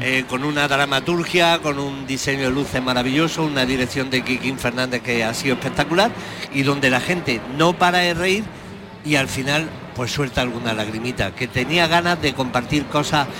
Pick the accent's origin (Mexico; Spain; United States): Spain; Jaén, Andalusia; cada vez defiendo más a mi tierra, tengo más pasión por ella